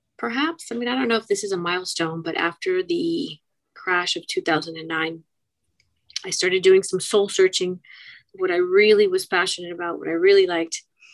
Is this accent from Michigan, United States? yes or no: no; Miami, Florida, United States; also born or lived in Key Biscayne, Florida; I'm one of the few Miami natives, born and raised, Doctor's Hospital, 1969